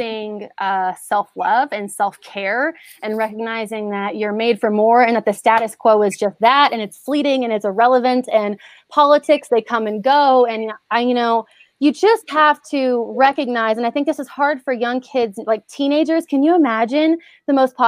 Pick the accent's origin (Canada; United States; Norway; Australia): United States; Houston, Texas; moved away; I'm from Houston